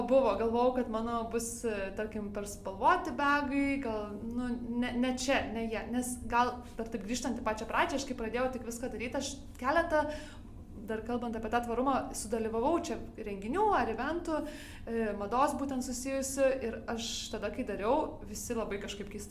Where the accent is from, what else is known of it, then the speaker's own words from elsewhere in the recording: Lithuania; now in Denmark; aš esu lietuvė